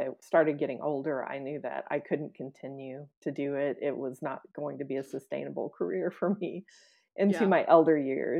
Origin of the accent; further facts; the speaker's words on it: Springfield, Missouri, United States; my hometown, which is Springfield, Missouri